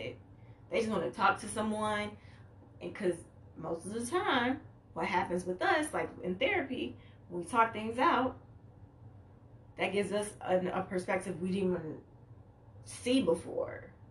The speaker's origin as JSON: {"language": "English", "town": "Chicago", "region": "Illinois", "country": "United States", "said": "I'm from Chicago"}